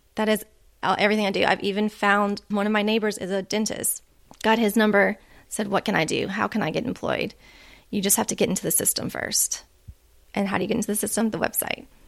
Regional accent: Louisiana, United States; moved away as an adult; my home state of Louisiana

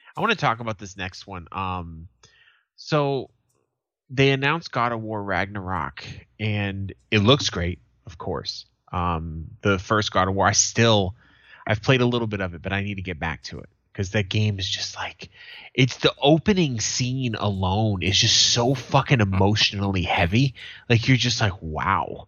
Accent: United States; as an American

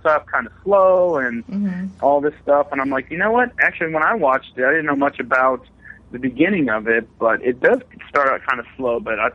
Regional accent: Seattle, Washington, United States; moved away as an adult; now in Florida, United States; I'm actually from Seattle, so I'm not really used to the Florida heat. I've been down here a couple of years

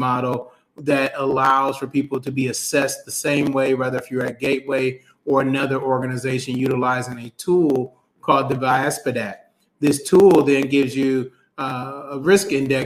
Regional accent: Toledo, Ohio, United States; also born or lived in Detroit, Michigan; I grew up in Toledo, Ohio, and split some time with family in Detroit

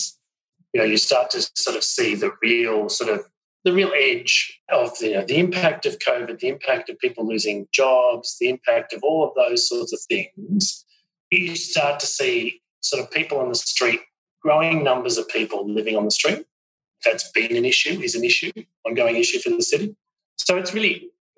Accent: Australia; accent: Australian; now in New York, United States; being in New York as well as obviously an Australian, which my accent might give away

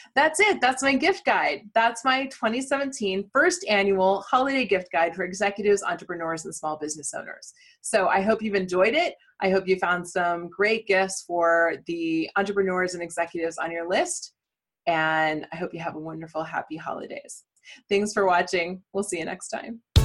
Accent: Midwest, United States; I'm a Midwesterner

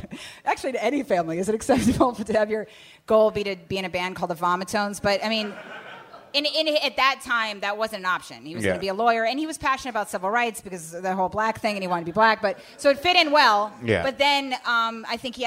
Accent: Bethesda, Maryland, United States; I grew up in Maryland, in Bethesda, Maryland

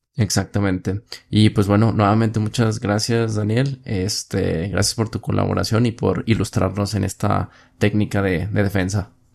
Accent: Mexico; Tú y yo que somos mexicanos, vivimos aquí

